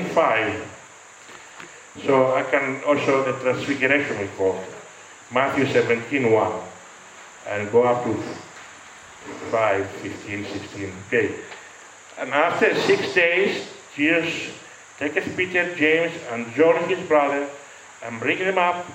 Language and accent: English; Greece; I am Greek.